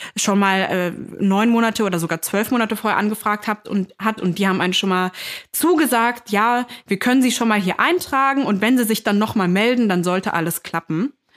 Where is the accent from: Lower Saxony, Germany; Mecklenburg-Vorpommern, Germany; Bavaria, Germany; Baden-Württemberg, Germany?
Lower Saxony, Germany; Hameln; moved away; in meiner Heimat, drüben in Niedersachsen, in Hameln